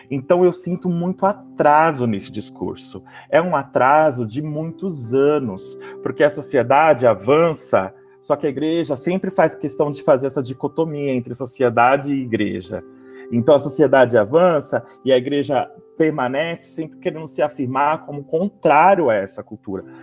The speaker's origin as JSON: {"language": "Portuguese", "country": "Brazil", "said": "E isso me, me indigna como, como brasileiro, como sociedade, como cristão."}